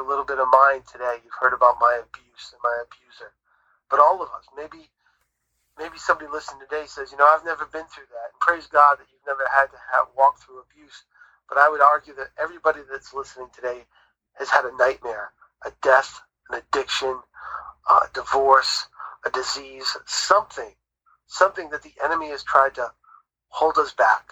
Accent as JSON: {"language": "English", "region": "New England", "country": "United States", "tie": "born or raised there", "said": "we grew up in New England, so we grew up near the ocean"}